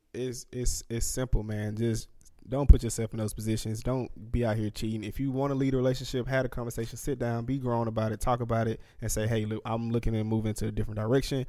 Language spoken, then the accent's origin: English; Anniston, Alabama, United States; I'm from Anniston, Alabama.